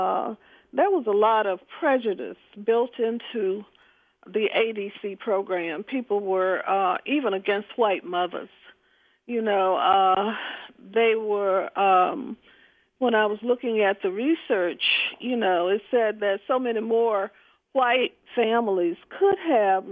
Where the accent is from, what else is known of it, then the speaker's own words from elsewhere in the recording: Birmingham, Alabama, United States; I grew up in the Deep South in Birmingham, Alabama